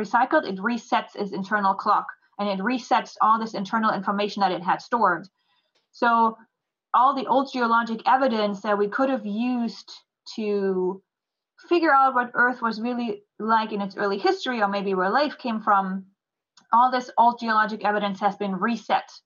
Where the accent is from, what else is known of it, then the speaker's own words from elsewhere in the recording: Germany; moved away as an adult; also born or lived in New Jersey; now in Houston, United States; I'm from Germany. So I grew up there